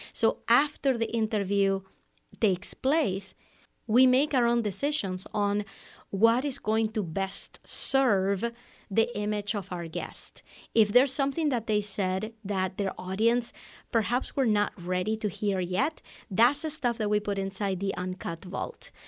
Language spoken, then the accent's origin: English; Venezuela; English is a second language; moved away as an adult; also born or lived in Amherst, Massachusetts, United States; now in United States; I was born in Venezuela, South America, and I speak Spanish. I came to the U S for college back in nineteen ninety-nine